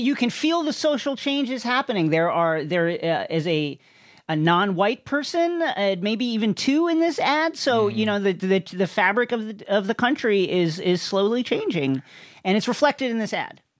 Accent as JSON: {"language": "English", "town": "New York City", "region": "New York", "country": "United States", "moved": "yes", "lives_now": "Los Angeles, United States", "said": "I will admit my bias as a New Yorker"}